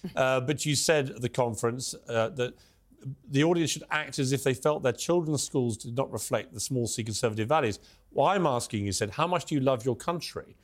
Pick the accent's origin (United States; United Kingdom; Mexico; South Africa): United Kingdom; as a Brit